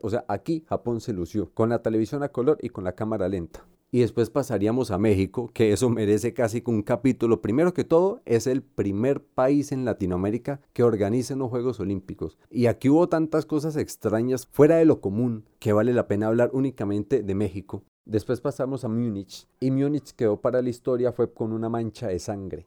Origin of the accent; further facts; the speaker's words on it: Colombia; como colombianos no podemos olvidar